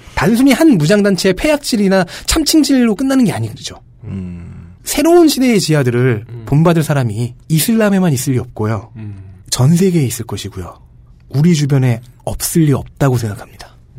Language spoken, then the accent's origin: Korean; South Korea